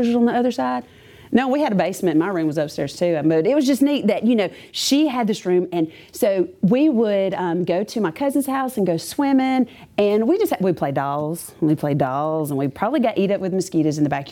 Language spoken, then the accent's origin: English; Clanton, Alabama, United States; I grew up in Clanton, and I lived in a really cool neighborhood